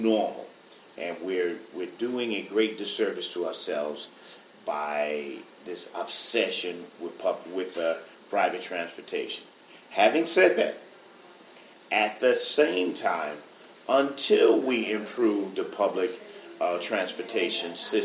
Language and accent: English; New York City, New York, United States; I mean, I grew up here. I was born in the Rockaways